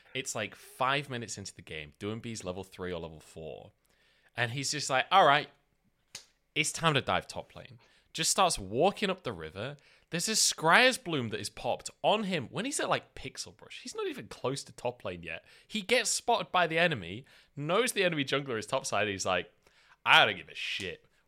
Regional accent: United Kingdom; I'm British

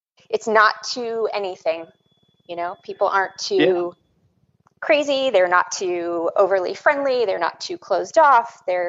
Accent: Sylvania, Ohio, United States; moved away as an adult; also born or lived in New Orleans, Louisiana; now in Maryland, United States; I grew up in Sylvania, Ohio, for the most part, and that's a suburb of Toledo, and all my extended family's from Waverly, so a small rural town in southern Ohio, but Sylvania, Ohio is where I hail from.

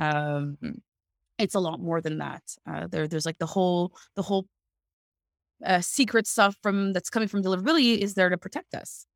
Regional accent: Canada; moved away as an adult; also born or lived in Montreal; now in Netherlands; Canadian person

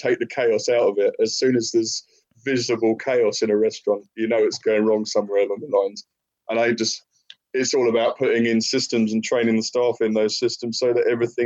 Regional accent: Maidstone, South East England, United Kingdom; moved away as an adult; also born or lived in Tunbridge Wells; now in Shrewsbury, United Kingdom; we're all from the southeast. I was born in Maidstone, mate, and other brothers born abroad. But yeah, we lived in Tunbridge Wells for quite a while

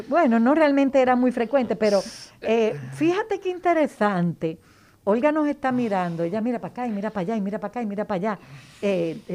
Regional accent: Mexico; Bueno, como yo soy un mexicana

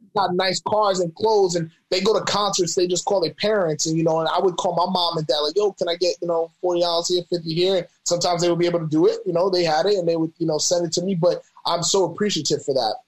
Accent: New York City, New York, United States; moved away as an adult; also born or lived in Albany, New York / Arkansas; now in Sacramento, United States; from New York, born in the Bronx, grew up in Albany.

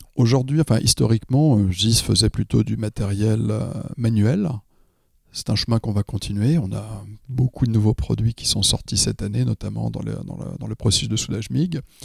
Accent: France; je suis français

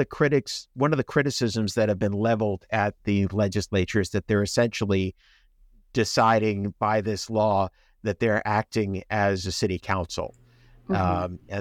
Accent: Long Island, New York, United States; moved away as an adult; also born or lived in Chicago / North Carolina / Washington, D.C. area; now in Houston, United States; I grew up on Long Island.

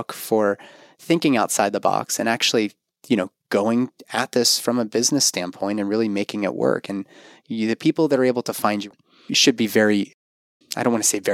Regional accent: Pittsburgh, Pennsylvania, United States; UPMC in my hometown of Pittsburgh.

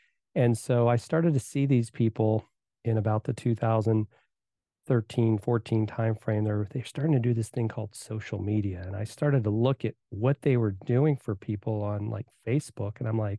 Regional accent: Virginia, United States; also born or lived in Indiana; And so I was born in Indiana. They moved to Virginia, grew up there, played, soccer.

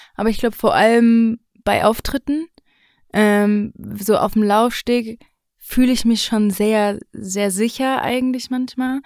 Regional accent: Mainz, Rhineland-Palatinate, Germany; ich komme aus Mainz. Mhm. Ähm, da bin ich noch nicht weggezogen. Ich bin dort aufgewachsen

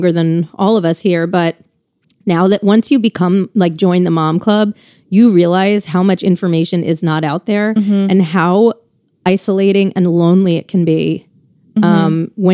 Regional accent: Connecticut, United States; We grew up together in Connecticut.

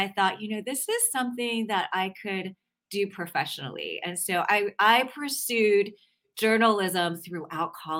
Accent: Atlanta, Georgia, United States; I grew up in Atlanta

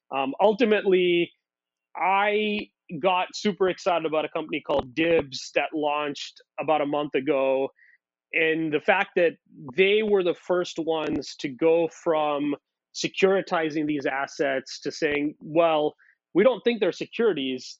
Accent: India; moved away; I grew up in India

